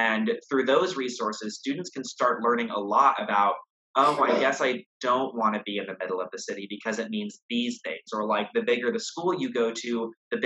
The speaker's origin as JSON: {"language": "English", "region": "Texas", "country": "United States", "moved": "as an adult", "lives_now": "Boston, United States", "said": "I was from Texas"}